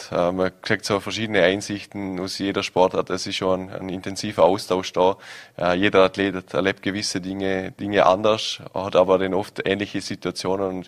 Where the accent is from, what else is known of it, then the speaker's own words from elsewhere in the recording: Vorarlberg, Austria; jeder verbindet Weihnachten doch irgendwo mit Schnee als Vorarlberger.